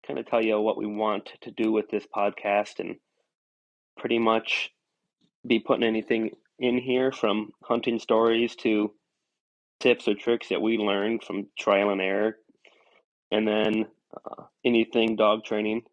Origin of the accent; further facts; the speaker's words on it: northeast Iowa, United States; I'm from kind of the northeast portion of Iowa